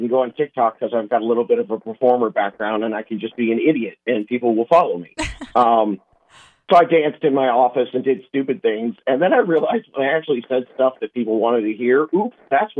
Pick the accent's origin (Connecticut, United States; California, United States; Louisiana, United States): California, United States; Southern; I grew up in Southern California playing soccer